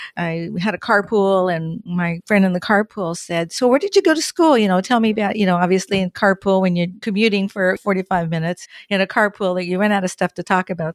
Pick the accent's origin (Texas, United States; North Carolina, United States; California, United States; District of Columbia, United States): California, United States; Southern; moved away as an adult; also born or lived in Oceanside, California / Orange County, California; now in Washington, United States; I'm from Southern California, born and raised